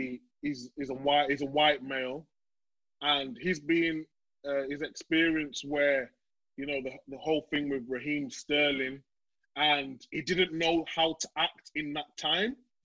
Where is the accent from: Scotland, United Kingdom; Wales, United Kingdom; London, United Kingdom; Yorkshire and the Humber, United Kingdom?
Yorkshire and the Humber, United Kingdom; Leeds; I'm from Leeds, from Chapeltown